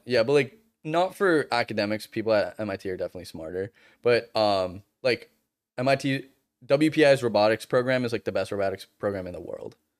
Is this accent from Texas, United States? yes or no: no; Boston, Massachusetts, United States; moved away; I'm from Boston